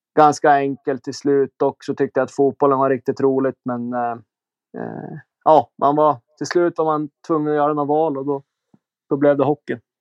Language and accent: Swedish; Umeå, Västerbotten County, Sweden; now in Switzerland; hemma i Umeå